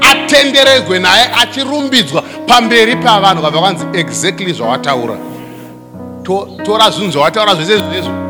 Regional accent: Gokwe, Midlands, Zimbabwe; moved away; kumusha kwangu gokwe

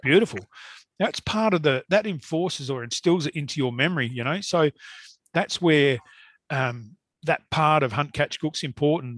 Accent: Perth, Western Australia, Australia; I was born in Kelmscott, in Perth, and um, which is now a suburb of Perth.

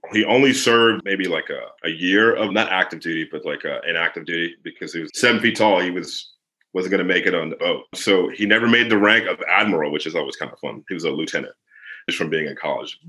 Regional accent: Woodbridge, Virginia, United States; my hometown. Shout out to Woodbridge, Virginia

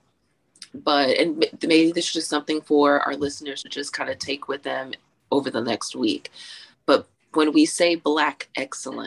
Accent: Texas, United States; I'm from Texas

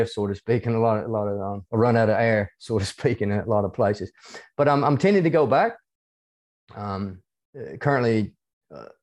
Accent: the South, United States; accent: hybrid southern United States and Australian; now in Australia; Yeah, um, I'm uh, originally from the United States. You can probably tell from my accent, even though it's a it's a hybrid accent between um a little bit

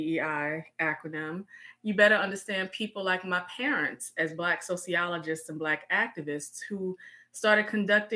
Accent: Richmond, Virginia, United States; I am born and raised in Richmond, Virginia, second capital of the Confederacy

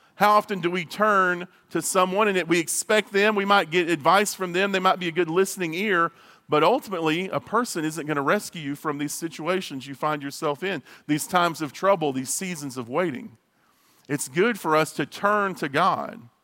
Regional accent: near Abilene, Texas, United States; also born or lived in Marshall, Texas; I grew up outside of Abilene in a small town, uh, Holly, Holly, Texas, right outside of Abilene.

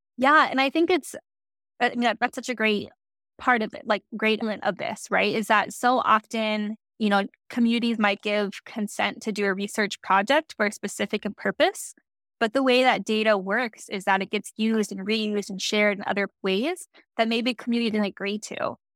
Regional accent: Santa Fe, New Mexico, United States; moved away as an adult; also born or lived in Santa Cruz, California / Monterey, California / Big Sur, California / Tucson, Arizona; I was born in Santa Cruz, California. My mom was working out there, and then I grew up in Santa Fe, New Mexico

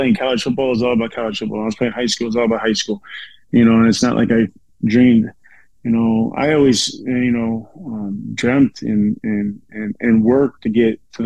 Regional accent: Chicago, Illinois, United States; I grew up in South Suburb of Chicago

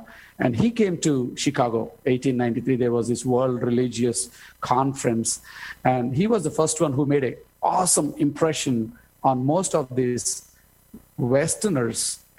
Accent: India; moved away as an adult; also born or lived in Southern California; I was born and raised here in India and proud to be a person who was born and raised in India. But the opportunity I had to come and live in America, Southern California, especially for 20 years.

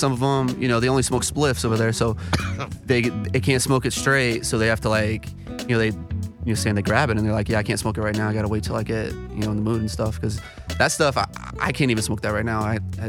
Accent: South Florida, United States; moved away; So, originally, I'm from South Florida.

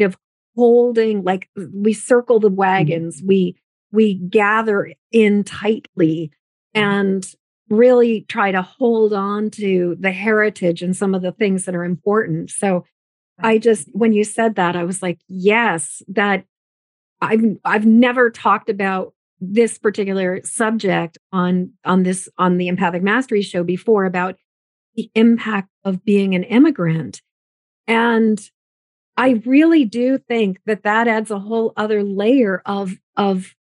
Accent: United States; my mother is a first generation American. My father, his family is more established in America.

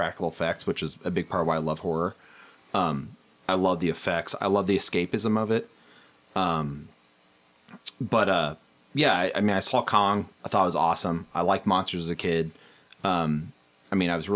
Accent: Cedar Rapids, Iowa, United States; I grew up in Cedar Rapids, Iowa

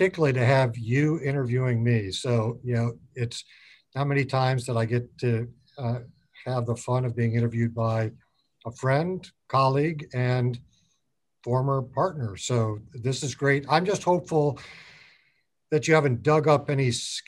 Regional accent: Otsego, Michigan, United States; we grew up on a farm in rural southwestern Michigan, outside of this small town of Otsego.

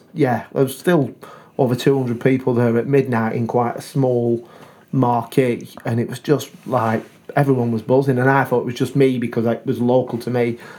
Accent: Leyland, North West England, United Kingdom; I'm from Leyland.

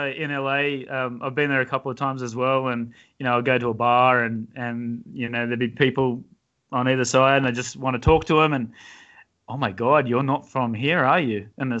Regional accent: Australia; I'm from Australia

